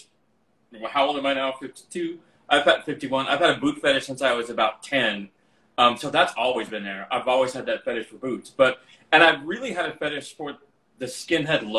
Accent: Albuquerque, New Mexico, United States; the gay club in Albuquerque, that's where I'm from

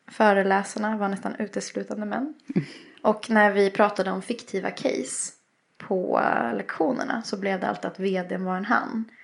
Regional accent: Östersund, Jämtland, Sweden; moved away; also born or lived in Sri Lanka; Jag är ju uppväxt i Östersund. Mm. Eh, och det hörs lite.

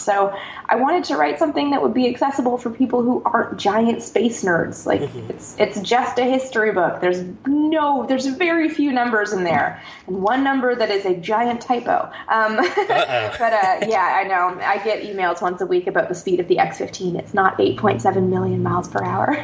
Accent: Canada; I'm from Canada

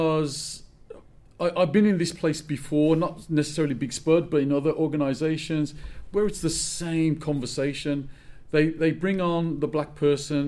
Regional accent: Birmingham, West Midlands, United Kingdom; I'm from Birmingham.

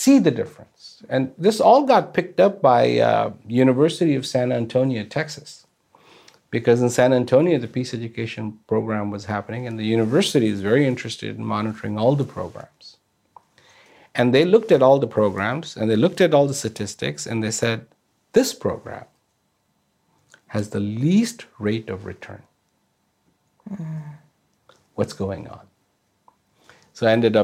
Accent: India; I was born in India

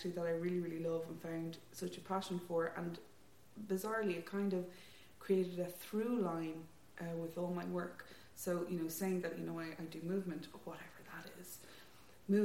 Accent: Leixlip, County Kildare, Ireland; I'm from Leixlip, County Kildare, which isn't proper Kildare.

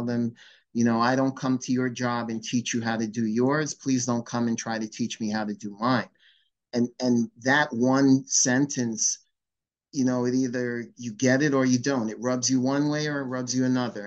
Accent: Long Island, New York, United States; I was born and raised on Long Island, and I competed in Suffolk County

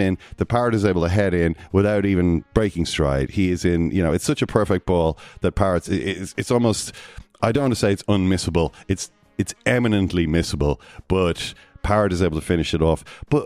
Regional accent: Ireland; we're all Irish

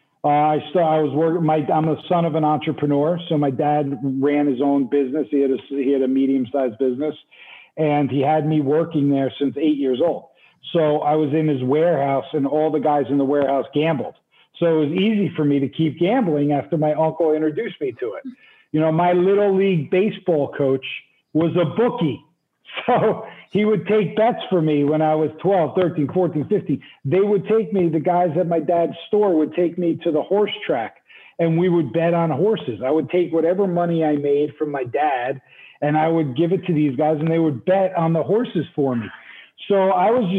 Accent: New Jersey, United States; moved away as an adult; also born or lived in New York City / Utah / Los Angeles; now in Tulum, Mexico; Originally, though, I'm from the East Coast. I'm from New Jersey. So I grew up basically on the East Coast

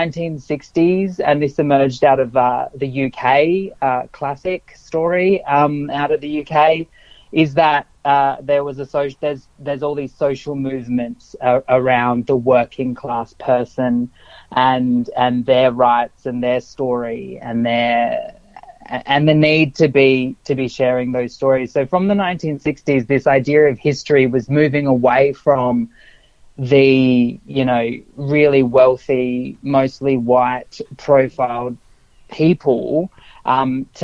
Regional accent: South Australia, Australia; I grew up in South Australia

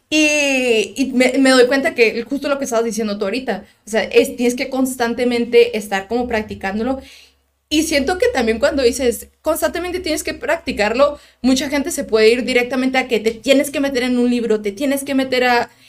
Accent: Tijuana, Baja California, Mexico; also born or lived in United States; toda mi vida he vivido en Tijuana

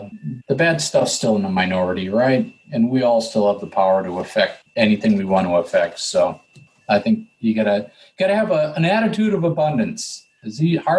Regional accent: New England, United States; But, you know, I'm from New England.

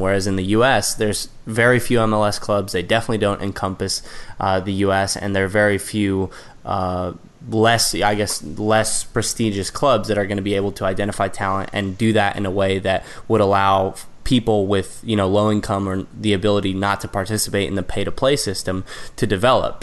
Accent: United States; as the American

